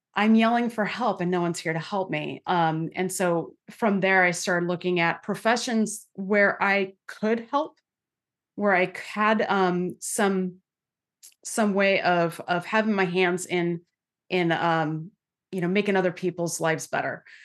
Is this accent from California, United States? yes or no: yes; Santa Clara, California, United States; I grew up in santa clara california